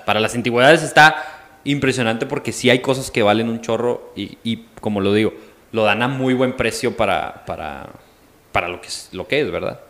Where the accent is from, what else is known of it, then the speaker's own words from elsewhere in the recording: Mexico; also born or lived in Coahuila; soy mexicano